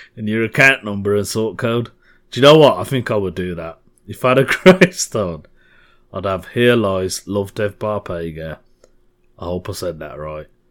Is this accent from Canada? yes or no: no; Birmingham, West Midlands, United Kingdom; Birmingham, my hometown.